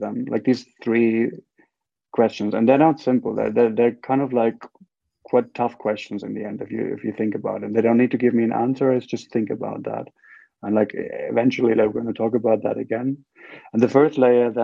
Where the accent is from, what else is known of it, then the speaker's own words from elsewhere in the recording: Bavaria, Germany; also born or lived in Frankfurt; I was born in Frankfurt, and then they moved me to this tiny little place in Bavaria